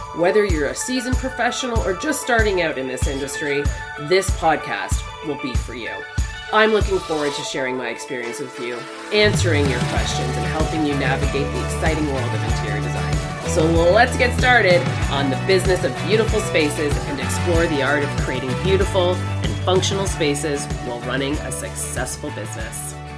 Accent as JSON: {"language": "English", "country": "Canada", "said": "I'm Canadian"}